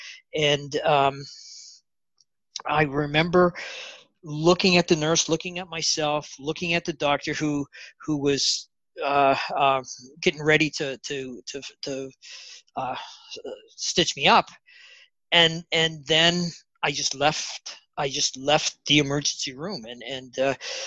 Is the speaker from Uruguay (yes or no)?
no; Canada; also born or lived in Bella Coola, British Columbia; I'm Canadian